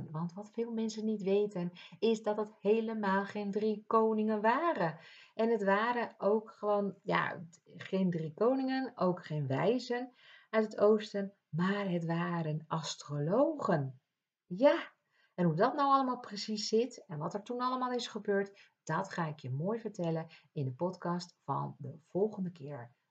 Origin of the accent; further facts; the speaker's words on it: Ibiza, Balearic Islands, Spain; now in Netherlands; Want ik kom uit Ibiza en vervolgens eh, kom ik in Nederland wonen. En daar hadden we een kerk en hier hebben we ook weer een kerk.